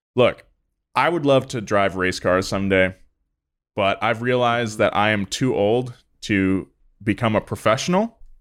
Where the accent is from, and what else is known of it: California, United States; accent: Californian